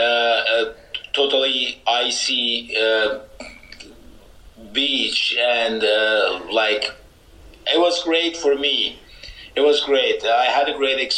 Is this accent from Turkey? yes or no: yes; Turkey; also born or lived in Iran; now in Canada; I'm born in Iran. I grew up in Turkey.